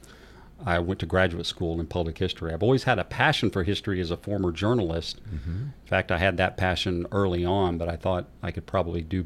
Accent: Decatur, Illinois, United States; also born or lived in Nashville, Tennessee; now in Murfreesboro, United States; I'm originally from Illinois. That's where I was born and raised

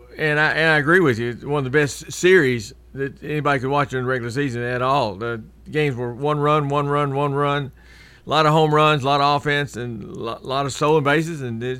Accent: Martin, Tennessee, United States; now in Murfreesboro, United States; from Martin, Tennessee.

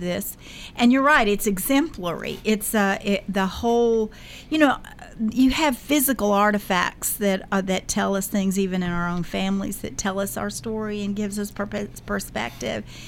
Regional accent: Murfreesboro, Tennessee, United States; We lived it, grew up here. Our families have been a part of the history of not only this community but of Middle Tennessee

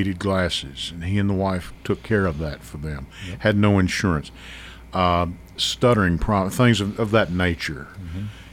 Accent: Kentucky, United States; moved away; I'm from Kentucky originally

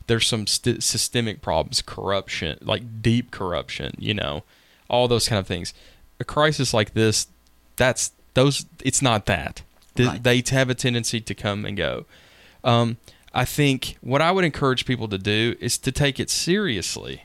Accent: Nashville, Tennessee, United States; I grew up in Woodbine in Nashville

